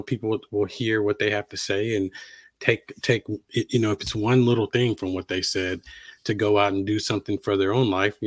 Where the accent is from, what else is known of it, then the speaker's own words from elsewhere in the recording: Halifax, Virginia, United States; moved away as an adult; also born or lived in Blacksburg, Virginia / Atlanta / Raleigh; I grew up in Southern Virginia. My hometown is Halifax, Virginia.